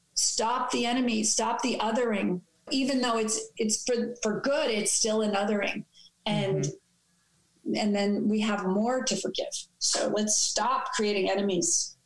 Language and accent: English; New York City, New York, United States; growing up in New York City